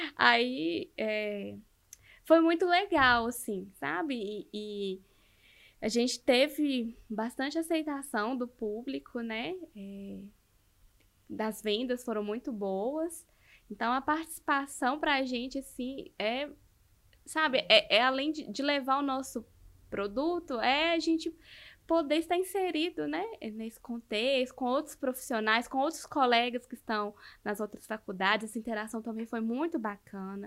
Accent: north of Minas Gerais, Brazil; accent: a bit like Bahian; now in Belo Horizonte, Brazil; eu sou do norte de Minas

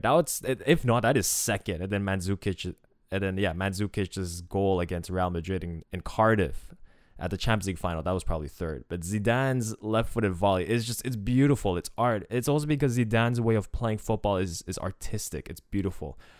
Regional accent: Quebec, Canada; as someone from Quebec

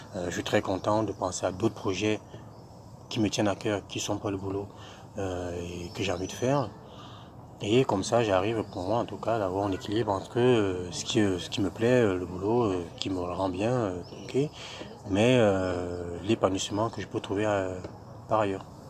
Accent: Cameroon; moved away as an adult; now in France; je viens du Cameroun, j'ai étudié au Cameroun euh, pendant une bonne vingtaine d'années

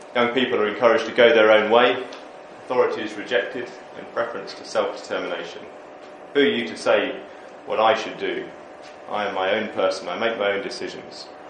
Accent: United Kingdom; we're just British

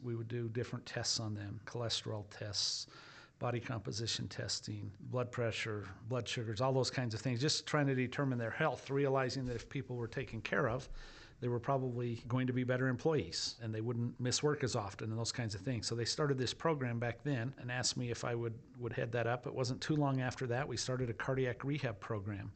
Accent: Idaho, United States; now in Provo, United States; I grew up in Idaho.

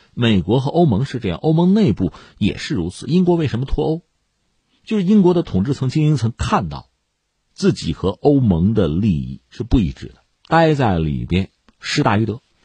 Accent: China; 我们中国人

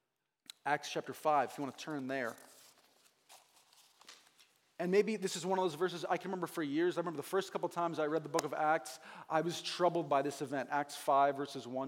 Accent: New England, United States; also born or lived in Hingham, Massachusetts; I'm from New England

